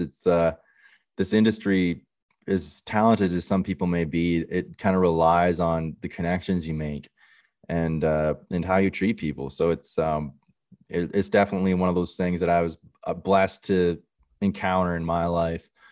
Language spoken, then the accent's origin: English; Millbrook, Ontario, Canada; my hometown is in Millbrook